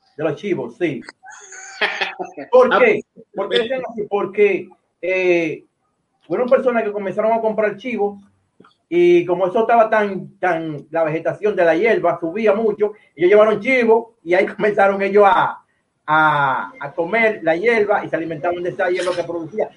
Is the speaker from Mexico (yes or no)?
no; Dominican Republic; nosotros los dominicanos